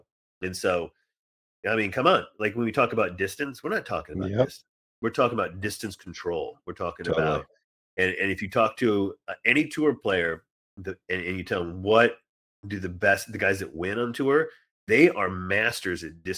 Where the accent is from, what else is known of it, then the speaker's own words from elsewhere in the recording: Indiana, United States; And I grew up in Indiana. It doesn't get particularly windy all the time